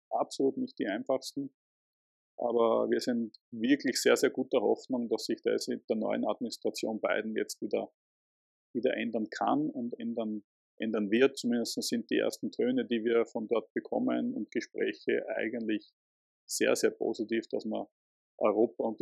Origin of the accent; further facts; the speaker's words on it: Krems, Lower Austria, Austria; ich bin kein Wiener, ich wohne in Krems äh, und pendle, wenn ich ins Büro fahre, jeden Tag herein ich mache das deswegen, weil es erstens meine Heimatstadt ist